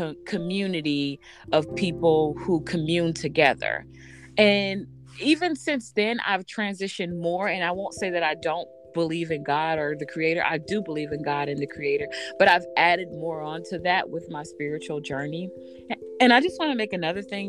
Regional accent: the South, United States; moved away; growing up in the South

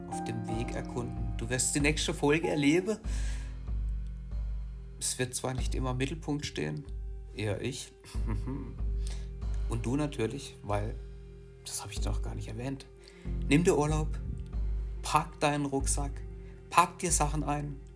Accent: Achkarren, Baden-Württemberg, Germany; Hier in Achkare, wo ich herkomme, den Ort, den ich liebe

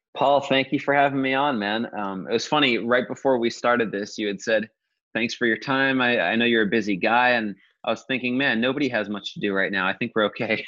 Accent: Modesto, California, United States; I grew up in Modesto

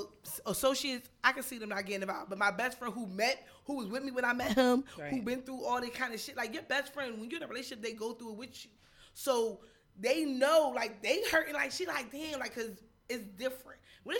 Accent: New Jersey, United States; I'm from Jersey.

